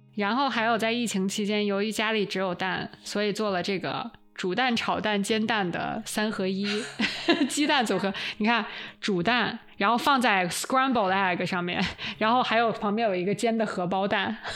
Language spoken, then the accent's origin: Chinese; China; moved away; also born or lived in New York; 还好我生在中国